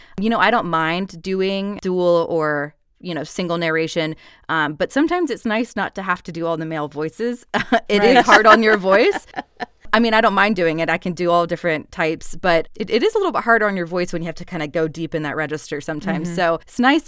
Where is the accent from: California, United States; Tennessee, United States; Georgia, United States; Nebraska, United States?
Georgia, United States; accent: Southern; a Southern accent, because I'm from Georgia.